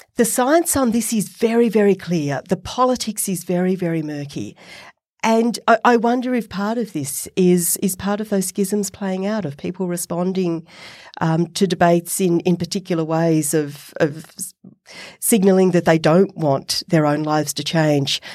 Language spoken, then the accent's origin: English; Australia; accent: Australian; my Australian accent